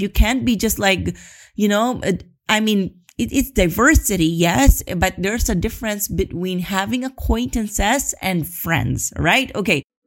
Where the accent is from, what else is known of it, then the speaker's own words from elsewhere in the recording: Philippines; moved away as an adult; now in Spain; I'm from the Philippines